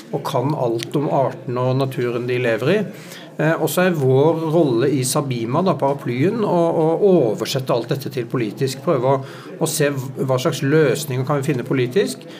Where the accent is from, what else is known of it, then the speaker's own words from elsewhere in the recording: Sørlandet, Norway; jeg kommer fra Sørlandet og vokste opp eh, i stor grad ved sjøen